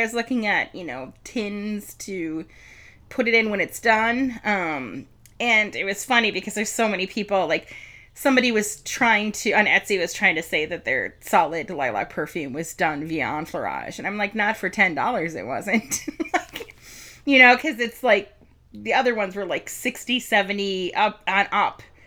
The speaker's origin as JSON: {"language": "English", "town": "Milwaukee", "region": "Wisconsin", "country": "United States", "said": "we come from Milwaukee"}